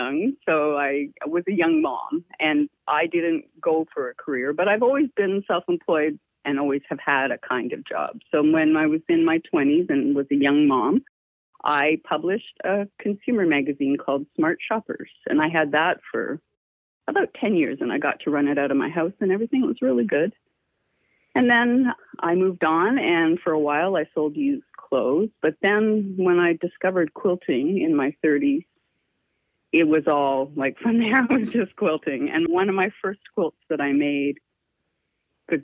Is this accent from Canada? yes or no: yes; Toronto, Ontario, Canada; moved away as an adult; born in Toronto, Ontario, raised there most of my life, and lived there in and around Ontario up until my 30s, my late 30s